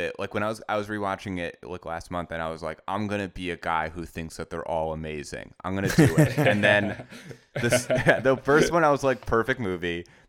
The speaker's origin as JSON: {"language": "English", "country": "United States", "said": "as an American"}